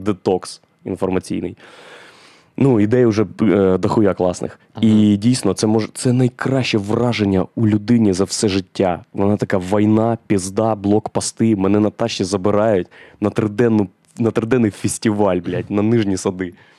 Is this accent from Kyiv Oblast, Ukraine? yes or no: yes; Boryspil, Kyiv Oblast, Ukraine; Я ж з Борисполя, а це повітряні ворота України і у нас там дві льотних частини, і аеропорт